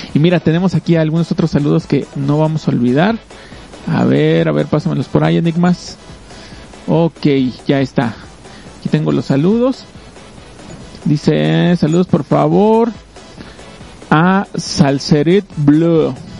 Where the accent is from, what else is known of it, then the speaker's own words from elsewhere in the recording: Mexico; como mexicanos pues tenemos la costumbre de, de tratar de ayudar